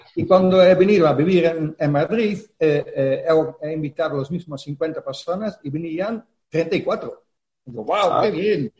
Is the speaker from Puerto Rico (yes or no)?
no; Netherlands; Spanish is a second language; moved away as an adult; now in Spain; Yo soy holandés